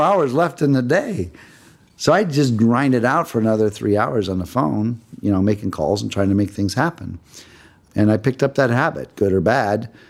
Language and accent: English; Cleveland, Ohio, United States; moved away as an adult; now in Los Angeles, United States; I grew up in Cleveland, Ohio. I was there until uh, I was 18 years old.